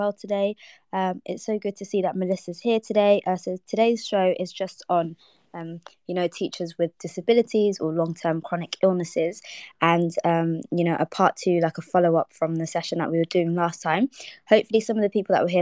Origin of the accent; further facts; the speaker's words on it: London, United Kingdom; I grew up in Ealing Broadway